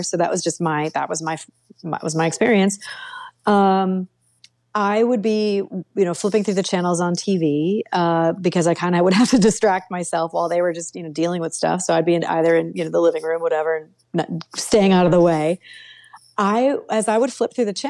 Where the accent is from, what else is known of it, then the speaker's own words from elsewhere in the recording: Connecticut, United States; moved away as an adult; also born or lived in Detroit, Michigan; I grew up in Connecticut, the very tiny state in New England, you know, and was always a New Englander until I moved to Detroit, Michigan for my job with Fiat Chrysler